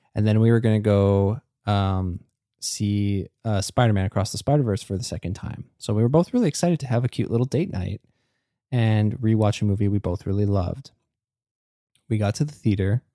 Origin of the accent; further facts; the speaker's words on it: Canada; as a Canadian